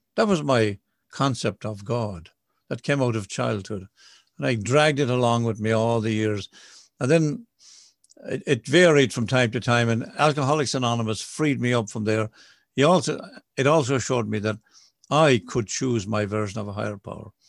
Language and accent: English; Ireland; I'm an Irish Catholic boy.